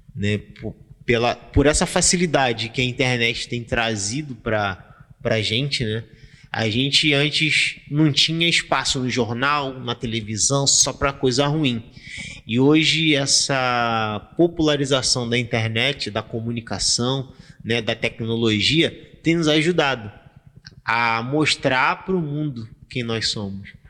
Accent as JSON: {"language": "Portuguese", "region": "Rio de Janeiro", "country": "Brazil", "tie": "born or raised there", "said": "Quando eu era criança, eu estudava na Colégio Nova Holanda"}